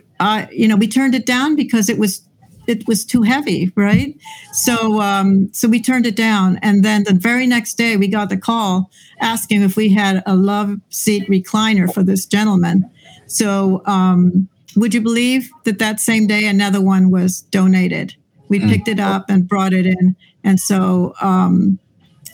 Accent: Venezuela; moved away as an adult; now in Lancaster, United States; I'm from Venezuela

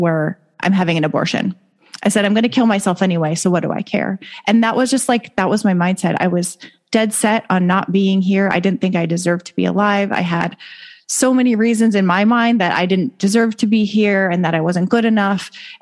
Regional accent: Las Vegas, Nevada, United States; moved away as an adult; I actually grew up here. I just moved back, so I've been gone for a decade

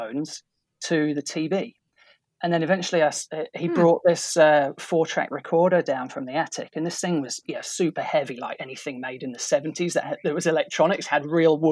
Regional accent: Boston, East Midlands, United Kingdom; moved away as an adult; now in Auckland, New Zealand; I actually grew up in just outside a town called Boston in England. Now, that's the original Boston

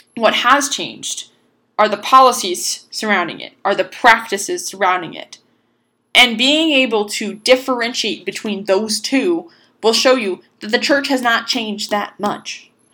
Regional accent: Boston, Massachusetts, United States; I'm from Boston, Massachusetts

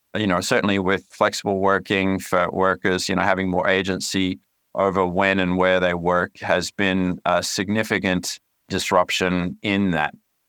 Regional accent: Canada; accent: twang; also born or lived in Australia; You might hear a bit of a twang in my voice, but that's because I grew up in two countries. I was born in Australia, but spent most of my formative years in Canada.

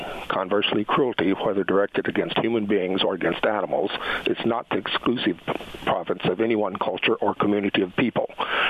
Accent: the South, United States; I'm from the South, and I'm gay.

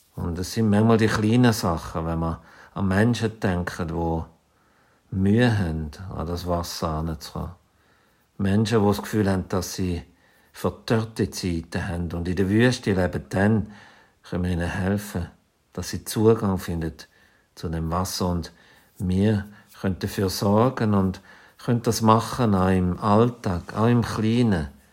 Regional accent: Zürcher Weinland, Zurich, Switzerland; moved away; also born or lived in Basel; Aufgewachsen bin ich im Zürcher Wieland

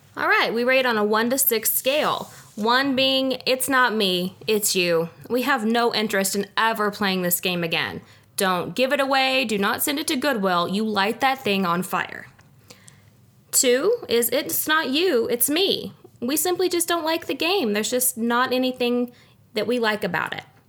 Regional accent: United States; being American

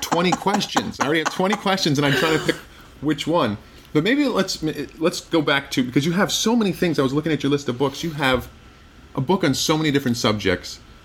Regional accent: Midwest, United States; I'm from the Midwest

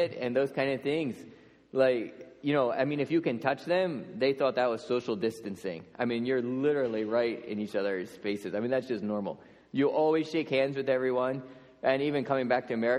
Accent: Lancaster County, Pennsylvania, United States; moved away as an adult; So I grew up in Lancaster County

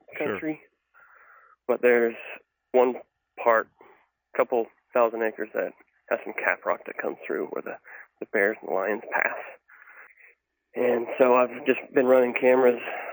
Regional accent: Fort Worth, Texas, United States; I'm from Fort Worth, Texas, and I hunt wherever I can

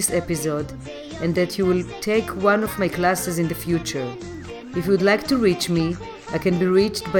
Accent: Jerusalem, Jerusalem District, Israel; now in New York City, United States; I was born in Jerusalem, and when I moved to New York

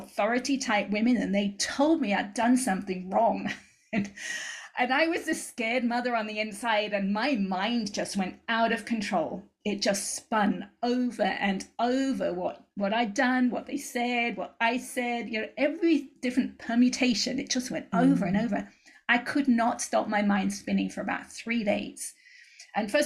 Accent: England, United Kingdom; moved away as an adult; now in United States; I moved out to the States from England when I was 21

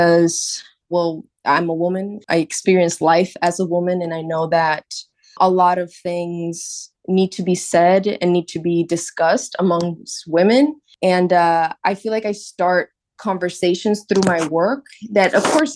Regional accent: Puerto Rico; moved away as an adult; now in New York City, United States; Growing up in Puerto Rico

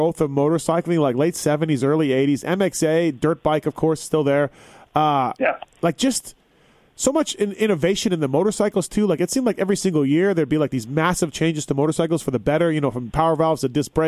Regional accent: Canada; I'm from Canada

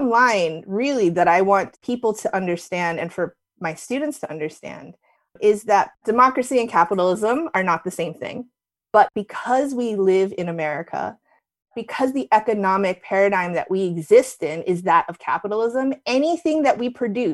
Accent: New Jersey, United States; moved away as an adult; also born or lived in New York City; back when I was growing up in Jersey

